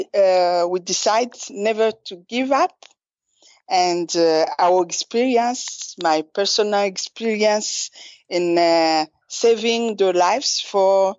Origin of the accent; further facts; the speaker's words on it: Ruyigi, Ruyigi Province, Burundi; also born or lived in Bujumbura; I was born in the east of Burundi, in a very small village called Ruyigi.